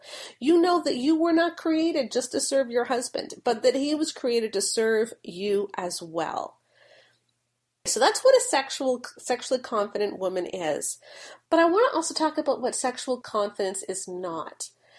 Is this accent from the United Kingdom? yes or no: yes; United Kingdom; but the problem is that I'm British.